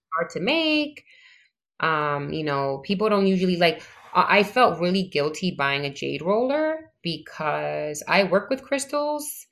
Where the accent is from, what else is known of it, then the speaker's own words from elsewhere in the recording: New York City, New York, United States; I'm from the Bronx, born and raised.